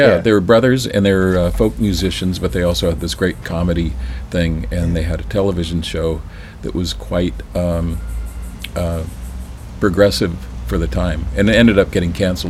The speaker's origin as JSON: {"language": "English", "region": "Northern California", "country": "United States", "tie": "born or raised there", "said": "I grew up in Northern California"}